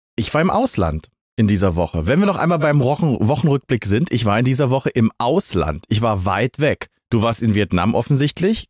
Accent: Magdeburg, Saxony-Anhalt, Germany; meiner Heimatstadt Magdeburg

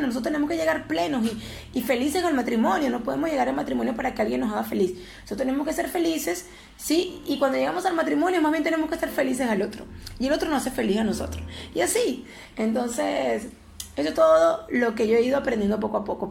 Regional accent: Venezuela; yo que soy venezolana

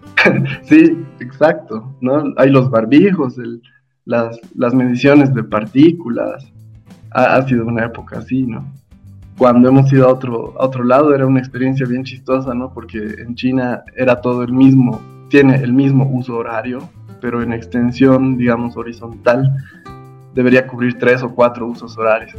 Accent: La Paz, Bolivia; yo nací aquí en La Paz, la mayor parte de mi vida la, la viví, la vivo acá en La Paz

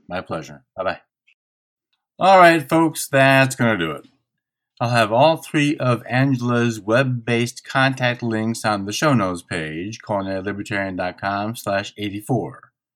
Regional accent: Midwest, United States; I am from the Midwest

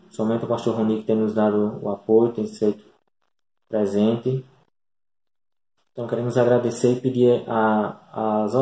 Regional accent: Itajá, Rio Grande do Norte, Brazil; now in Florânia, Brazil; É, somos natural de Itajá, né? É interior do Rio Grande do Norte.

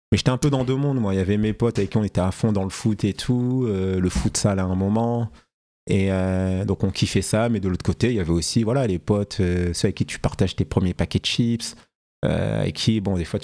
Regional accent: Paris, Île-de-France, France; Euh, alors moi je suis un natif euh, de Paris, hein

